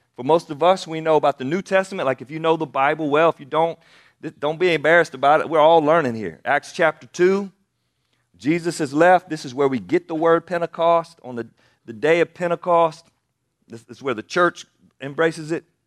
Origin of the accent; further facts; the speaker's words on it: Anderson, South Carolina, United States; I grew up in Anderson, South Carolina